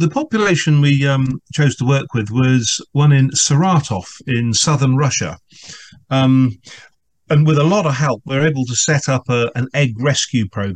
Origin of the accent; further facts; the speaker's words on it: England, United Kingdom; an Englishman